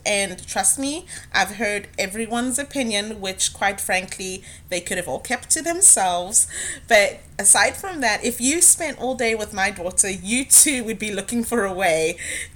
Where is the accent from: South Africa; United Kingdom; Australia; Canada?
South Africa; now in United States; back home growing up in South Africa